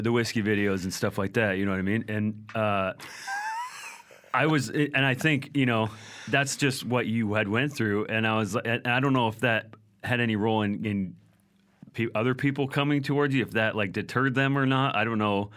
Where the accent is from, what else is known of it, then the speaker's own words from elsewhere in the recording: Vancouver, British Columbia, Canada; I was from Vancouver